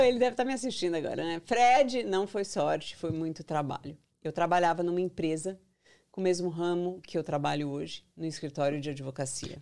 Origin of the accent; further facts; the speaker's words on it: São Paulo, Brazil; moved away as an adult; also born or lived in Goiânia, Brazil / Brasília, Brazil; now in United States; Eu nasci em São Paulo, mas eu sou mais goiana